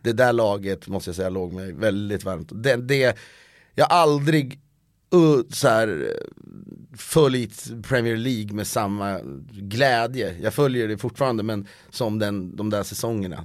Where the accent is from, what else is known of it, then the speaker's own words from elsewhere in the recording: Köping, Västmanland, Sweden; also born or lived in Stockholm; now in Los Angeles, United States; jag känner mig mer hemma i Köping än i Stockholm